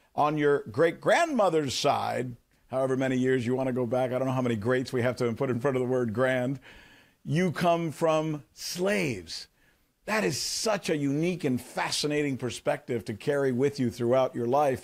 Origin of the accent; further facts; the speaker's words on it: United States; I've always been so proud to be an American in that I've always felt that as an American, I lived in one of the few countries on earth